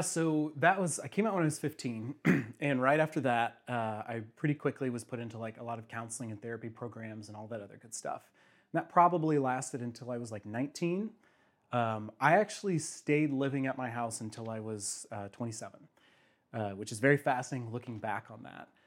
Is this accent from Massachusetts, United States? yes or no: no; Bonne Terre, Missouri, United States; also born or lived in St. Louis, Missouri; now in Kansas City, United States; they both still live in my little home area in Saint Francis County. Um, I'm the only one who moved out